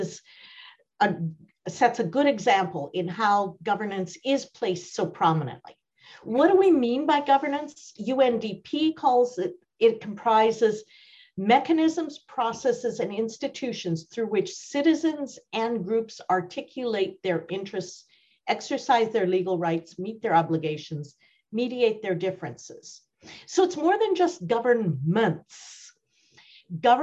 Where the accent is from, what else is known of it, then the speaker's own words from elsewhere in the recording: India; I grew up in India